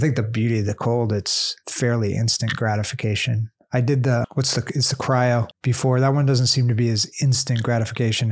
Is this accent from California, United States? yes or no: yes; Southern California, United States; We're from Southern California